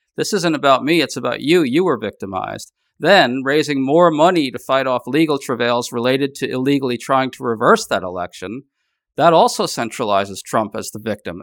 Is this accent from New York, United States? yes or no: yes; New York City, New York, United States; I grew up in New York City